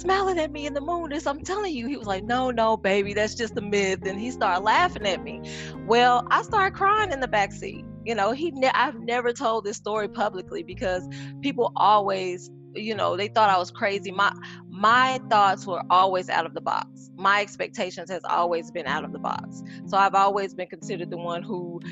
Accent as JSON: {"language": "English", "town": "Little Rock", "region": "Arkansas", "country": "United States", "moved": "yes", "lives_now": "Atlanta, United States", "said": "I'm originally from Little Rock, Arkansas. I've been here in Atlanta, Georgia for over 13 years now."}